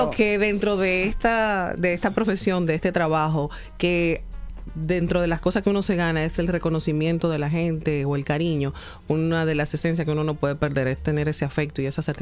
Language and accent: Spanish; Dominican Republic; regreso a República Dominicana y sí puedo decir que soy profeta en mi tierra.